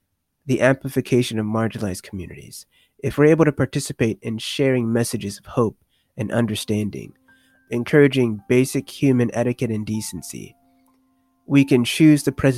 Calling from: Raleigh, North Carolina, United States; moved away; I'm calling from Raleigh, North Carolina.

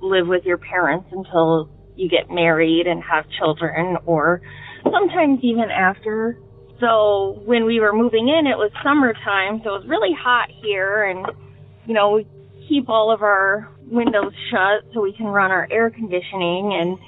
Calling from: Detroit, Michigan, United States; I'm calling from the Detroit area.

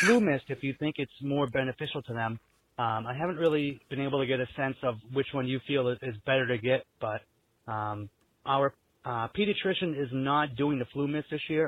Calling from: New Hampshire, United States; I'm calling from New Hampshire

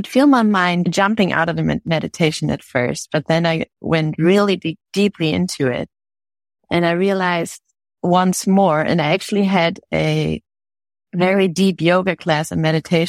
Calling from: Germany

